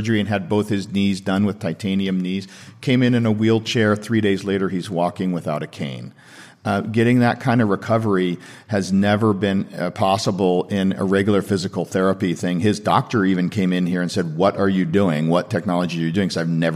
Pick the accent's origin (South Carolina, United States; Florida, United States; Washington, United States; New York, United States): Washington, United States; Seattle; now in Santa Monica, United States; I'm from Seattle